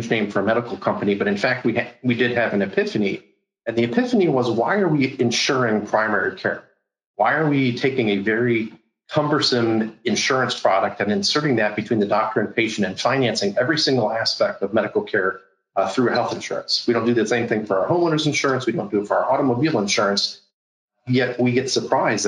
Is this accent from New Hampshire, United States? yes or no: no; Cleveland, Ohio, United States; moved away as an adult; now in Florida, United States; I'm originally from Cleveland, Ohio